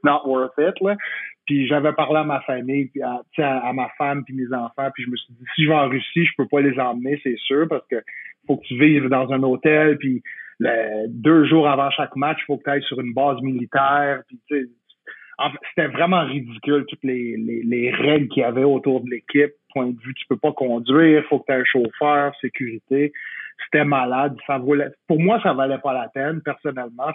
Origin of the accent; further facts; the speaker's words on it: Quebec, Canada; je suis québécois comme toi